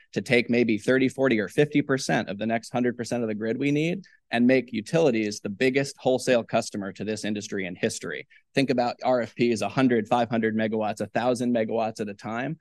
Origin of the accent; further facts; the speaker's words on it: South Carolina, United States; now in West Virginia, United States; I'm from South Carolina. I live in a cattle farm in West Virginia.